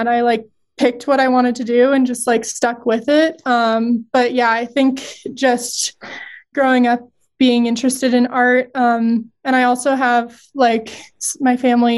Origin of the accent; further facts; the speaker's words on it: Fort Collins, Colorado, United States; I grew up in Fort Collins